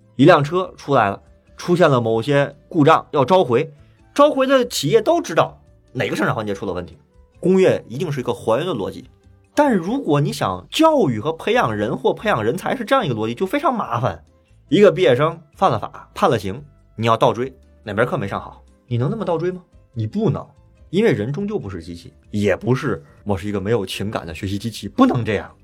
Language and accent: Chinese; China; 我们中国人是教育